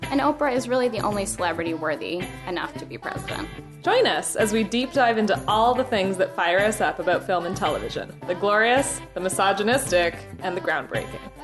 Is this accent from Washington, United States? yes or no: no; Guilford, Connecticut, United States; born or raised there